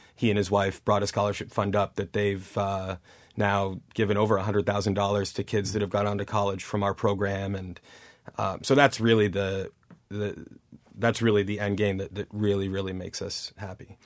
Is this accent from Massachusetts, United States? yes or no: yes; Newton, Massachusetts, United States; where I grew up in Newton